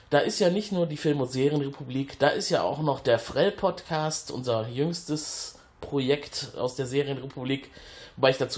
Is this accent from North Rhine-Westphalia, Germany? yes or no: yes; Cologne, North Rhine-Westphalia, Germany; Ja, als Kölner äh, verschlägt es einen manchmal auch in unsere freundliche Schwesterstadt ein Stück den Rhein abwärts.